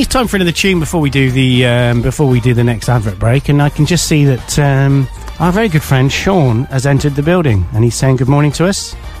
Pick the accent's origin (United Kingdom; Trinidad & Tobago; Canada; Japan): United Kingdom; Gloucester, South West England; We're from Gloucester.